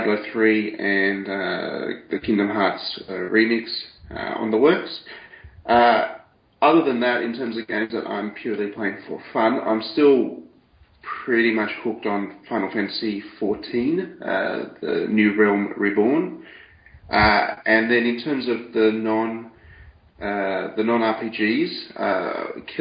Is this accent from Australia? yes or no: yes; Australia; accent: Aussie; I do hope my Aussie accent's not too thick